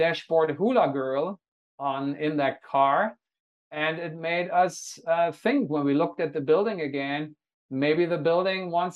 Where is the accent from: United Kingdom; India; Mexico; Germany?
Germany; Hanover, Lower Saxony; now in Honolulu, United States; my hometown, the city of Hanover